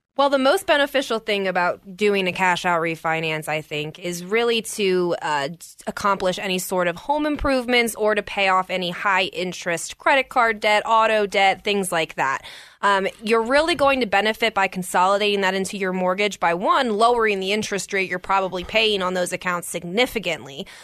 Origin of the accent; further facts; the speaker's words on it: Maryland, United States; moved away as an adult; now in Colorado, United States; I'm originally from Maryland. I was born and raised there